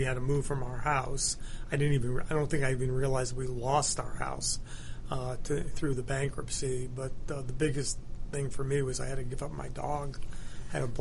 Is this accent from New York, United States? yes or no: yes; Buffalo, New York, United States; I was born in New York, and when I was four, my parents moved to Buffalo